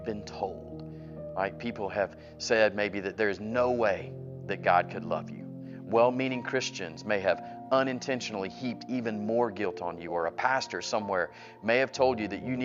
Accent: Atlanta, Georgia, United States; I'm from Atlanta

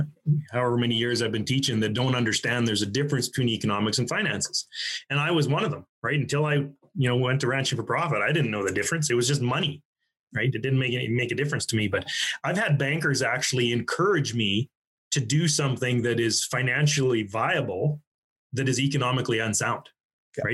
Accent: Alberta, Canada; I'm from Alberta

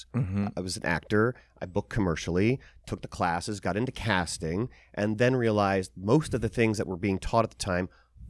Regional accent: Pennsylvania, United States; This is in the Poconos in Pennsylvania.

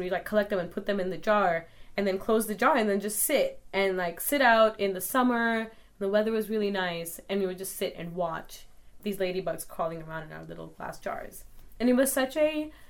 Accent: Calgary, Alberta, Canada; what it was like growing up in Calgary

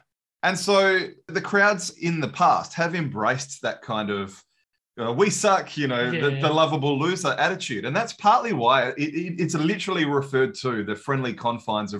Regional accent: Australia; As an Aussie

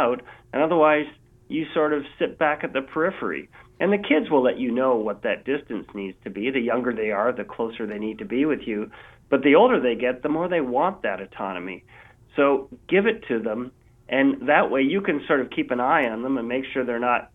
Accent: Vancouver, British Columbia, Canada; my hometown here of Vancouver, BC

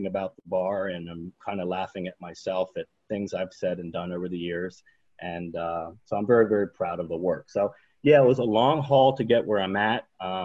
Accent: Harrisburg, Pennsylvania, United States; moved away as an adult; now in Geneva, United States; I'm originally from Harrisburg, Pennsylvania. I currently live in Geneva, New York

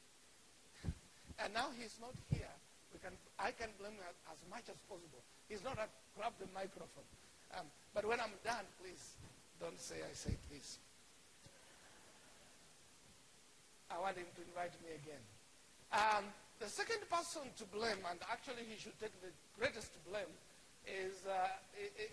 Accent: Kenya; accent: Kenyan; moved away as an adult; now in United States; I am Kenyan, and so my accent is going to be Kenyan.

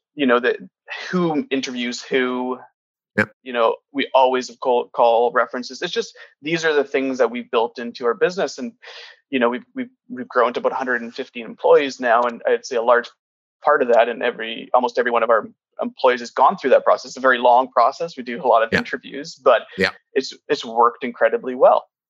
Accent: Kitimat, British Columbia, Canada; my family's from portugal but I grew up in Kitimat in northern BC

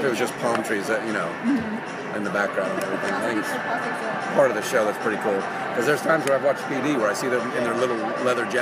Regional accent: Kansas City, United States; moved away as an adult; now in Chicago, United States; I'm originally from Kansas City

